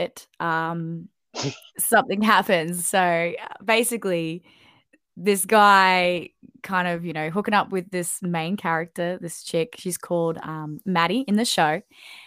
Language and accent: English; Sunshine Coast, Queensland, Australia; moved away as an adult; also born or lived in Sydney, Australia / London, United Kingdom; When I moved back to the Sunshine Coast, I kind of felt like this is my hometown